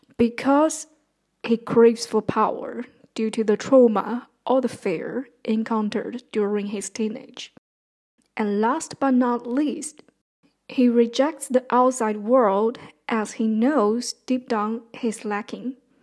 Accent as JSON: {"language": "English", "country": "China", "moved": "as an adult"}